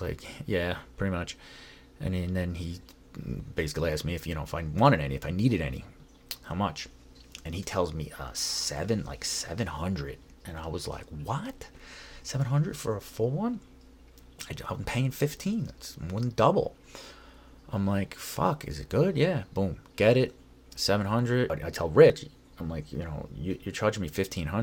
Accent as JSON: {"language": "English", "region": "New York", "country": "United States", "moved": "yes", "lives_now": "Los Angeles, United States", "said": "I'm from New York"}